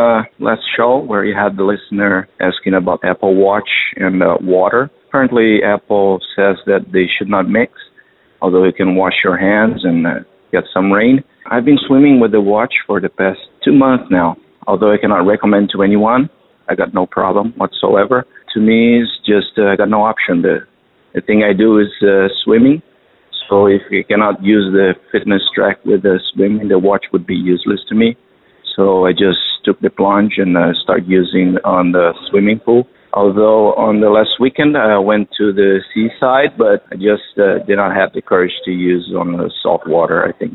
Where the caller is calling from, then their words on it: Doha, Qatar; I'm calling from Qatar, Doha.